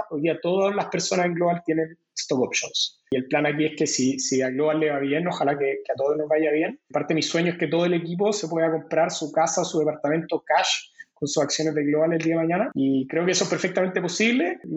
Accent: Chile; Ambos coincidimos siendo chilenos, no nos conocimos en Chile, nos conocimos allá en Nueva York.

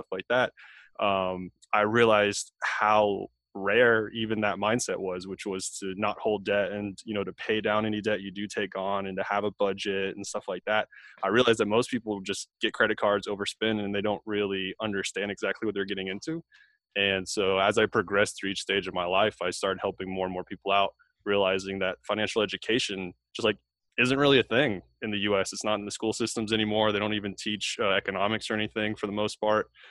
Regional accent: Tampa, Florida, United States; moved away as an adult; now in Fort Bragg, United States; I'm actually from Tampa, Florida. That's where I grew up and raised by a single mom

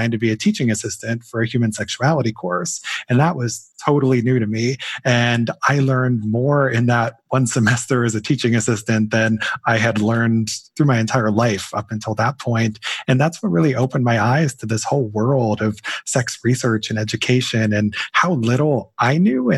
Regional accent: Canton, Ohio, United States; my hometown of Canton, Ohio

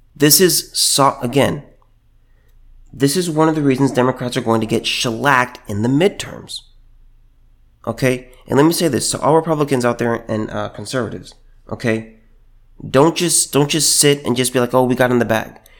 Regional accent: California, United States; moved away; I was from California

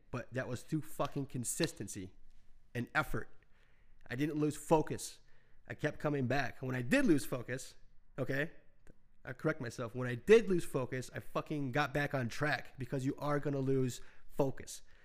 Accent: United States; as an American

